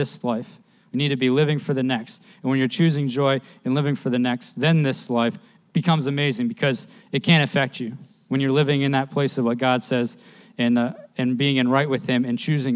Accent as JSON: {"language": "English", "region": "East New York", "country": "United States", "tie": "born or raised there", "said": "I grew up in East New York"}